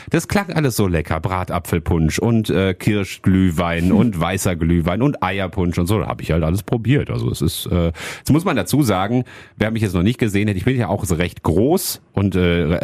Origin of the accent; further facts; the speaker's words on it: Hattingen, North Rhine-Westphalia, Germany; Ich komme ursprünglich aus Hattingen, das ist ja gar nicht weit hier im, im Ruhrgebiet, ne?